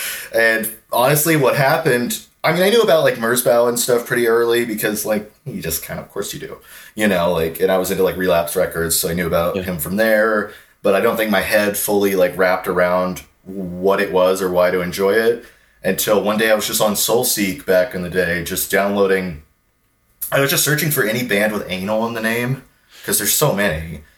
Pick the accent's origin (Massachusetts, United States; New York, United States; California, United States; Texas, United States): Texas, United States; Houston; Houston with like … obviously that was kind of what really made it like a big deal to me, is like discovering this genre and within a few weeks discovering like not only is there a community in the city I grew up